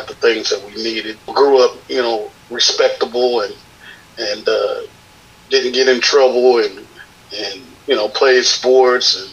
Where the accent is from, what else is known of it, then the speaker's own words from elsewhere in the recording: Vallejo, California, United States; now in Sacramento, United States; from Vallejo. Live in Sacramento now